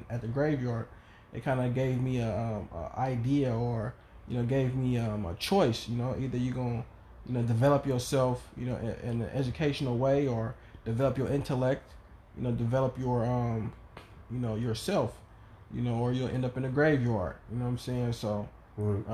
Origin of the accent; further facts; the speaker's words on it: Oakland, California, United States; growing up in East Oakland